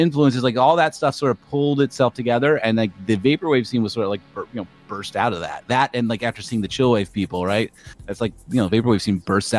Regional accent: New Jersey, United States; know, I'm from South Jersey too, right?

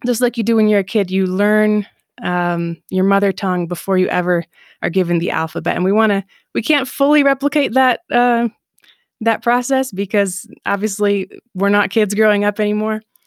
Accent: Southeast Michigan, United States; moved away as an adult; also born or lived in North Dakota / Colombia / Japan / Israel; now in Mexico; I'm from Michigan. I grew up in Michigan, Southeast Michigan

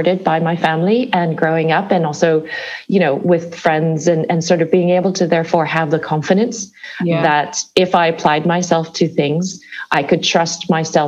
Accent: Chicago suburb, Midwest, Illinois, United States; moved away as an adult; also born or lived in California; now in London, United Kingdom; I grew up in the Midwestern parts of the States, but I moved to California after university. So growing up in the Midwest, in a Chicago suburb

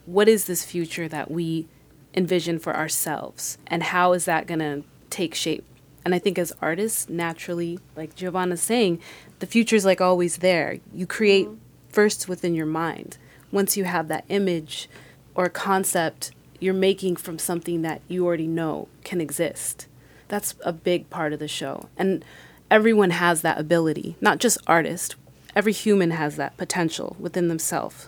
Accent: Colorado, United States; moved away as an adult; now in Miami, United States; I was born and raised in Colorado

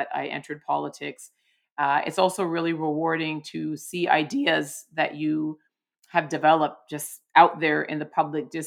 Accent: Toronto, Ontario, Canada; I come from Toronto, which is an incredibly multicultural city

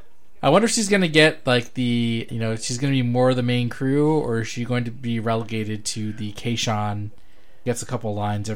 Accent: San Jose, California, United States; my hometown of San Jose

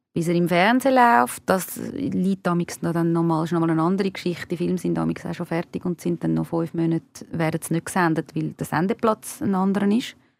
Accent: Switzerland; first language Hungarian; also born or lived in Argentina / Spain; meine Eltern sind beide von Ungarn in die Schweiz gekommen. Äh, ich bin da geboren und aufgewachsen

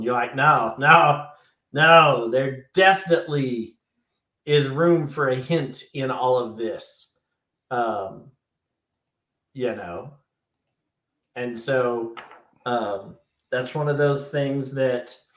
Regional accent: United States; I'm an American

